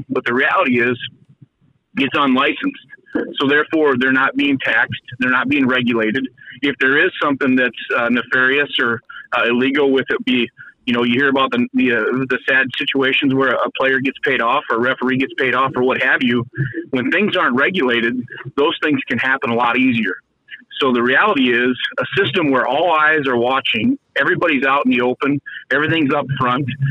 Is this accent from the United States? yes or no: yes; Mitchell, South Dakota, United States; we're both from the South Dakota. We grew up in Mitchell